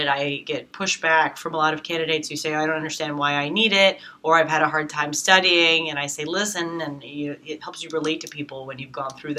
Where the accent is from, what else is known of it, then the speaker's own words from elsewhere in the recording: New York City, New York, United States; I'm a New Yorker, so just like a lot of the kids that go to Baruch, I grew up in Manhattan